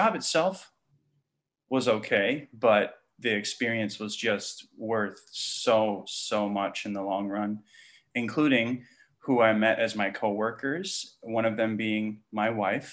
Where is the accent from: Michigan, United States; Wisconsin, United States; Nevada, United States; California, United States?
Wisconsin, United States; moved away as an adult; now in Texas, United States; I grew up in Wisconsin